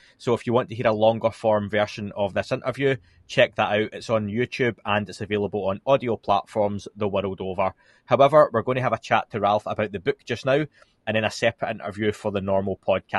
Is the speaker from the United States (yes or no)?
no; Scotland, United Kingdom; now in England, United Kingdom; we are based in the UK. Myself, I'm from Scotland. I live in England.